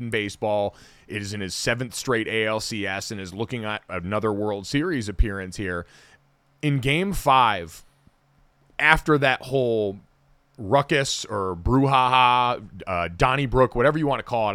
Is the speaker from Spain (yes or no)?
no; Arizona, United States; moved away; We grew up in Arizona.